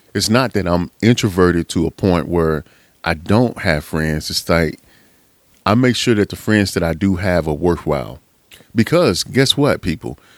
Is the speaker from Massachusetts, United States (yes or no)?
no; Pittsburg, Texas, United States; I remember when I was a young cat growing up in East Texas. Shout out to Pittsburgh, Texas